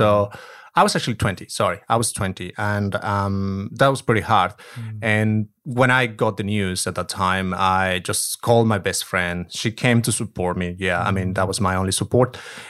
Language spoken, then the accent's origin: English; Mexico; So I'm not originally from Mexico City, which is the capital of the country. I'm from the countryside, if we can call it. So I'm a country girl.